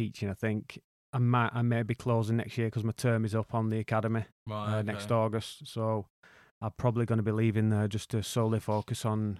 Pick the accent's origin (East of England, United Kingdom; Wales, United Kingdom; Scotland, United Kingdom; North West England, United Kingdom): North West England, United Kingdom; Wigan; Well, I grew up in Wigan, working class background.